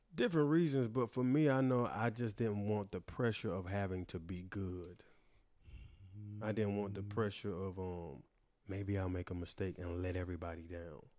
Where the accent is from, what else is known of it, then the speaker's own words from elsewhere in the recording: Wilson, North Carolina, United States; moved away; also born or lived in New York; I am from Wilson, North Carolina, 252